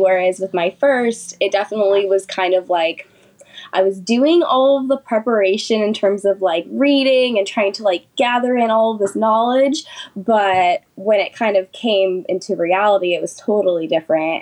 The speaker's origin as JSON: {"language": "English", "town": "Sacramento", "region": "California", "country": "United States", "tie": "born or raised there", "said": "I'm from Sacramento, California, born and raised here"}